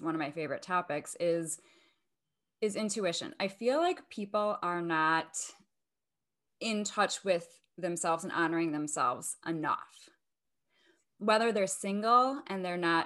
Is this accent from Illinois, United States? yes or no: yes; Chicago, Illinois, United States; now in Los Angeles, United States; I'm originally from Chicago. I live in LA now